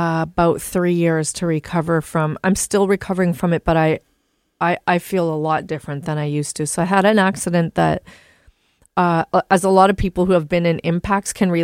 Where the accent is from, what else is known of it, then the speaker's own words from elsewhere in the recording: Calgary, Alberta, Canada; moved away; I'm from Calgary, Alberta